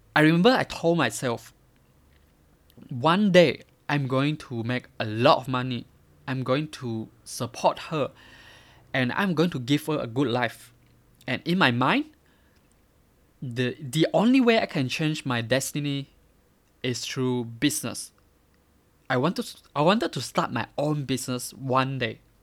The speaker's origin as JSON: {"language": "English", "town": "Miri", "region": "Sarawak", "country": "Malaysia", "tie": "born or raised there", "said": "I grew up in Miri, a small city from Malaysia."}